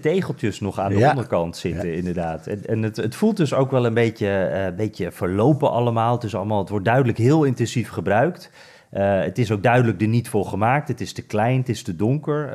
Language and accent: Dutch; Netherlands; wij als Nederlanders